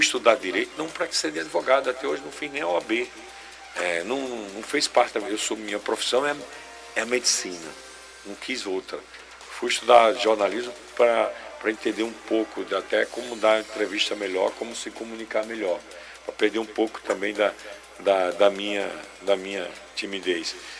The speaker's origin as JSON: {"language": "Portuguese", "town": "Itabaiana", "region": "Sergipe", "country": "Brazil", "said": "Eu sou de Itabaiana. Eu sou de Itabaiana. Está no meu sangue empreender"}